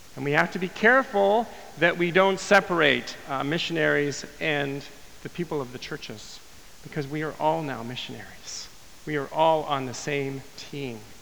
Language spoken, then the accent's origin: English; Winnipeg, Manitoba, Canada; my hometown of Winnipeg